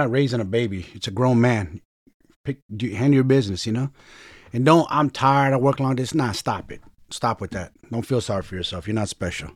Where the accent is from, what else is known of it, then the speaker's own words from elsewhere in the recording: San Francisco, California, United States; I'm from Frisco, so San Francisco.